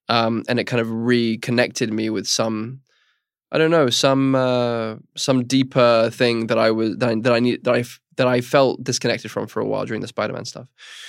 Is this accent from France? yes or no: no; England, United Kingdom; and I'm overly English and therefore overly cautious about bothering people